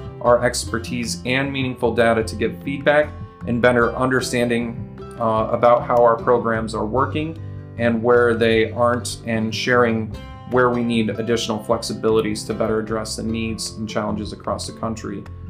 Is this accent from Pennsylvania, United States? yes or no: yes; Tioga County, Pennsylvania, United States; So I grew up in Tioga County, Pennsylvania. I'm sure a lot of people have heard about Tioga County. It's a real small area out there. Farming was a big deal in my community. Most people I knew were farmers.